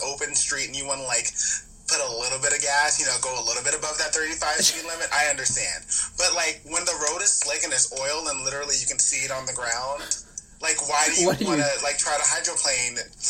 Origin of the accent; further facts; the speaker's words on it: Los Angeles, California, United States; also born or lived in Riverside; I literally was born and raised in LA.